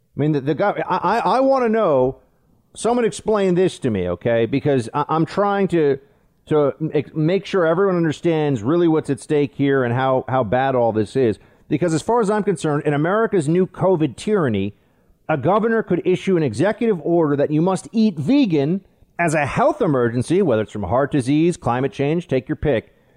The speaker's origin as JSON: {"language": "English", "region": "New York", "country": "United States", "said": "it's my home state."}